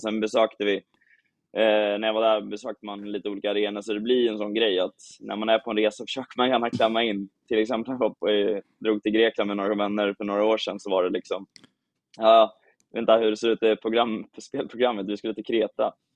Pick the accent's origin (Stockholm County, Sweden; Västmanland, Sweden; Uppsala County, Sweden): Stockholm County, Sweden; Åkersberga; now in Malmö, Sweden; jag är uppväxt i Åkersberga